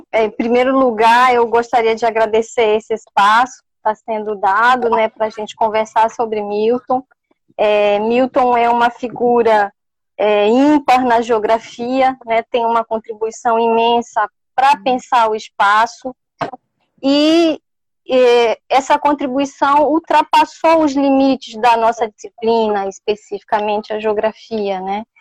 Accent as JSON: {"language": "Portuguese", "region": "Pará", "country": "Brazil", "accent": "Paraense", "lives_now": "São Luís, Brazil", "said": "Obrigada. Eu mesmo gosto muito do meu sotaque"}